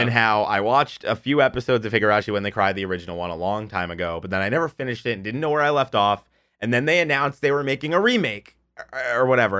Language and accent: English; United States; I'm an American pleb